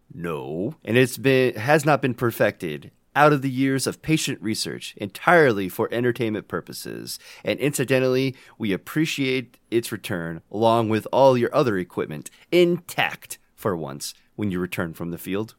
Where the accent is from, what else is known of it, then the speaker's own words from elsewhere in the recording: United States; accent: American; My accent is American